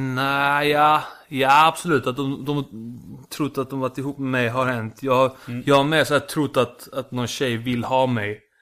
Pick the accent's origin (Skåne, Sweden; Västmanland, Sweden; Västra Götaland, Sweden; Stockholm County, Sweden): Skåne, Sweden; Lund; accent: Lund Scanian; also born or lived in Iceland / Malmö; Flyttade hit när jag var sju, bodde i Lund i tio år. Mm. Fick den här Lunda, Lunda skånskan